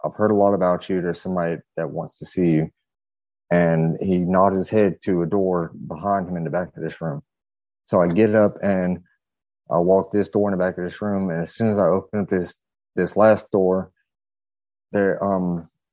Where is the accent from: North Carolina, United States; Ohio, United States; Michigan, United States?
North Carolina, United States; Fayetteville; I'm from North Carolina. Originally from Fayetteville, North Carolina. I grew up about a mile away from the Bledsoe family